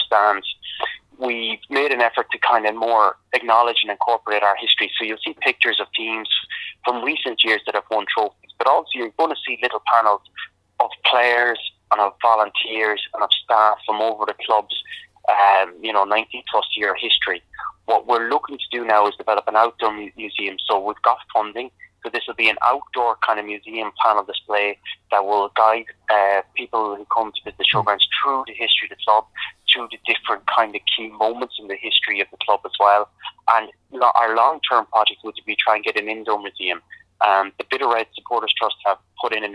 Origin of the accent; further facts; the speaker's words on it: Sligo, Connacht, Ireland; when I growing up in Sligo, I grew up